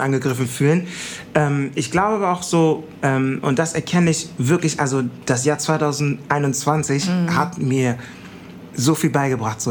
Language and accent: German; Düsseldorf, North Rhine-Westphalia, Germany; so sind wir auf der Kiefernstraße groß geworden mit den ganzen ghanaischen Kids